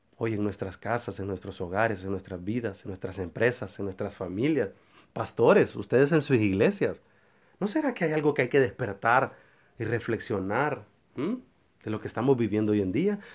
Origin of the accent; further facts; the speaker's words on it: San Pedro Sula, Cortés, Honduras; encerrados aquí en mi país Honduras, mi ciudad San Pedro Sula